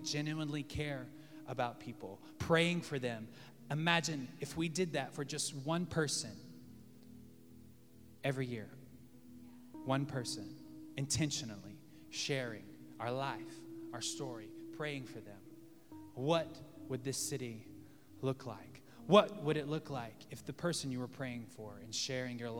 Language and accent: English; Texas, United States; now in Los Angeles, United States; I'm from Texas